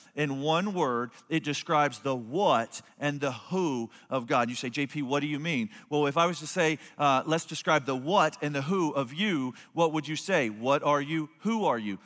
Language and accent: English; Cuero, Texas, United States; from Cuero